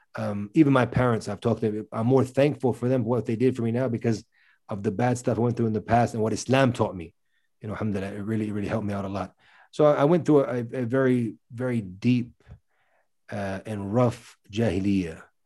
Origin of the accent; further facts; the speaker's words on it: Virginia, United States; moved away as an adult; also born or lived in Middle East; I was born and raised in America, in the state of Virginia